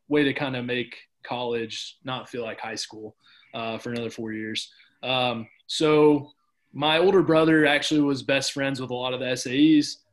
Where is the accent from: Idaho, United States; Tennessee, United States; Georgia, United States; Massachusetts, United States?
Tennessee, United States; Cookeville; my college was in my hometown that I grew up